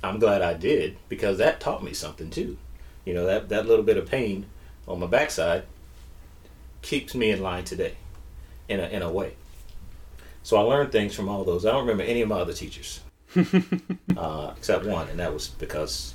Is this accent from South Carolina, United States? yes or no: yes; Sumter, South Carolina, United States; moved away as an adult; So I'm originally from Sumter, South Carolina.